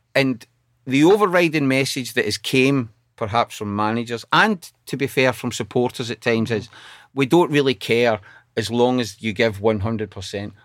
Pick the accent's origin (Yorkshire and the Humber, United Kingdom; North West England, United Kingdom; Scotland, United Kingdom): Scotland, United Kingdom; Glasgow; also born or lived in Coatbridge; now in Sunderland, United Kingdom; I grew up in Cote Bridge and then the east end of Glasgow.